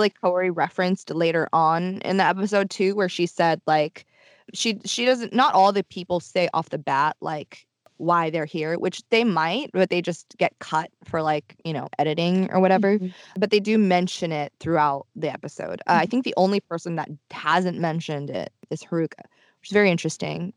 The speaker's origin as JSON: {"language": "English", "region": "Tokyo", "country": "Japan", "tie": "born or raised there", "moved": "yes", "said": "I grew up in Tokyo"}